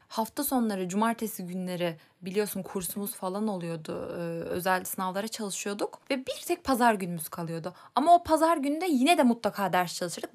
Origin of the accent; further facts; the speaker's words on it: Elbistan, Kahramanmaraş, Turkey; moved away as an adult; Elbistan'da Kahramanmaraş Elbistan oradan geldim biliyorsun ortaokuldan. Hı hı. Oralıyım zaten.